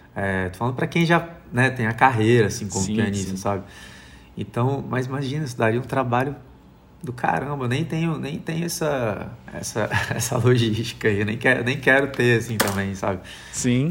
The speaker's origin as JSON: {"language": "Portuguese", "country": "Brazil", "said": "me entender como brasileiro"}